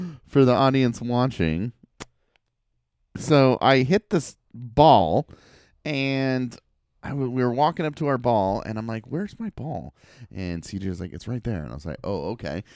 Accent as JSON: {"language": "English", "town": "Portland", "region": "Oregon", "country": "United States", "tie": "born or raised there", "said": "I grew up in Southeast Portland"}